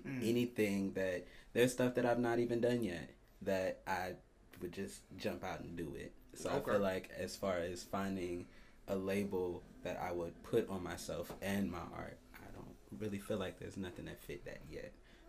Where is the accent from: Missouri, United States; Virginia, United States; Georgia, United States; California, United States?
Virginia, United States; Petersburg; now in Columbus, United States; Okay. I was born in Petersburg, Virginia.